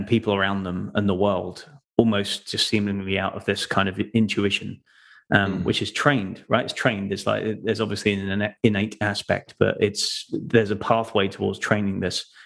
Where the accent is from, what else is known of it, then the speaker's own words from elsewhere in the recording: Folkestone, South East England, United Kingdom; also born or lived in London; now in North Carolina, United States; I'm originally from the UK, from the southeast, down near southeast of London, where the Channel Tunnel is, if you know where that is, across to France. That was my hometown, Folkestone.